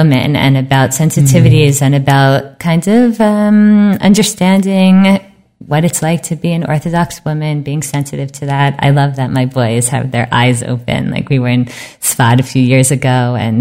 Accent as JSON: {"language": "English", "country": "United States", "moved": "yes", "lives_now": "Israel", "said": "we're so American"}